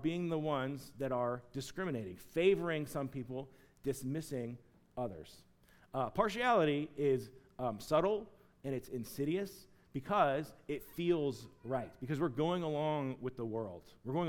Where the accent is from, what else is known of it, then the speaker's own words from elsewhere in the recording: Chattanooga, Tennessee, United States; moved away; I'm from Chattanooga, Tennessee